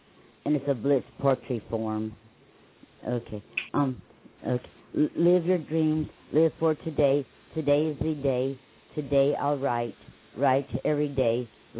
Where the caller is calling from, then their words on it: Lake Wales, Florida, United States; I'm from Lake Wells, Florida.